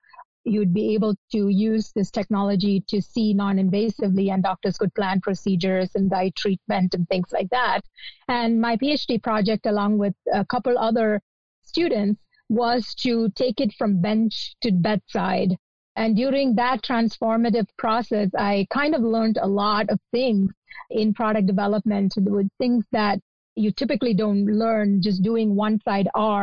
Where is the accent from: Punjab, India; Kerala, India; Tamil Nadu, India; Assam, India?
Kerala, India; Kochi; moved away as an adult; also born or lived in Cleveland, Ohio; now in United States; I grew up in Kochi, Kerala, India